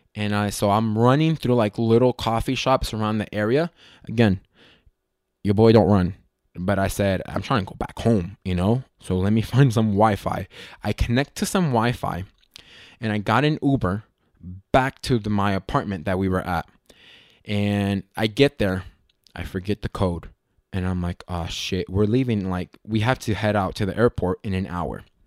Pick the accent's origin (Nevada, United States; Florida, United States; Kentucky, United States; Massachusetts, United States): Nevada, United States; Las Vegas; I was born and raised in Las Vegas